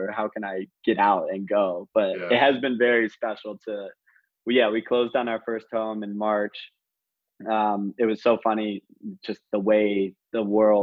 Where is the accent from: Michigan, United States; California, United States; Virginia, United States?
Virginia, United States; Northern; moved away as an adult; also born or lived in Miami, Florida / Washington, District of Columbia, United States; now in San Diego, United States; I'm born and raised in Northern Virginia